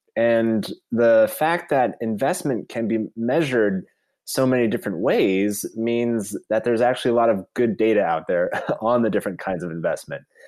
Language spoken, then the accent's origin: English; Virginia, United States; my home state of Virginia